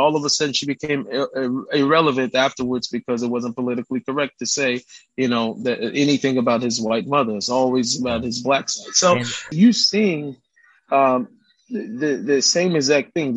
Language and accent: English; Seattle, Washington, United States; I grew up in Seattle